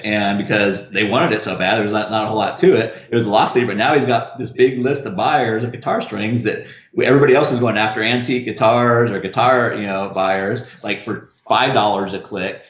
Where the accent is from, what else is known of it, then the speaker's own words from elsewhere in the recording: Russellville, Arkansas, United States; I'm from Russellville, Arkansas